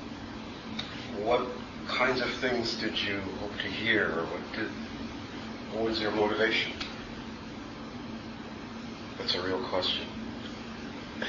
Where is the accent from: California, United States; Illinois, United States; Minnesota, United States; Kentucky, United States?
Illinois, United States; Chicago; I was born on the far south side of Chicago in a community called Princeton Park, which was a housing development